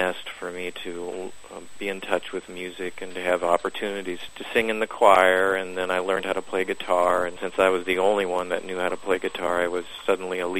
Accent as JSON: {"language": "English", "town": "Council Bluffs", "region": "Iowa", "country": "United States", "tie": "born or raised there", "said": "I was born in Council Bluffs, Iowa, which is across the Missouri River from Omaha"}